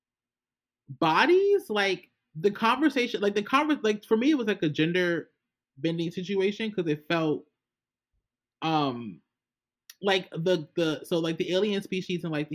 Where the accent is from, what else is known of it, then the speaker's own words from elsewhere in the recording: United States; I'm an American